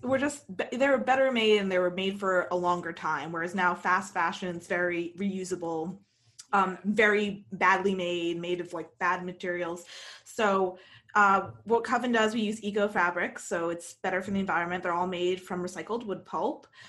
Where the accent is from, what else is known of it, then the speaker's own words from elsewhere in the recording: United States; moved away as an adult; also born or lived in London, United Kingdom; an American who grew up here, who is American